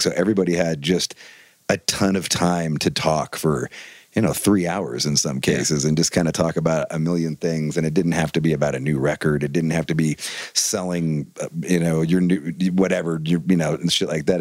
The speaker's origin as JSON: {"language": "English", "area": "Bay Area", "region": "California", "country": "United States", "tie": "born or raised there", "said": "growing up in the Bay Area"}